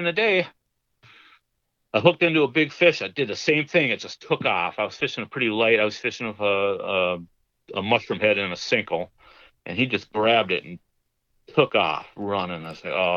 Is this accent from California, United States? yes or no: no; Minnesota, United States; I'm from Minnesota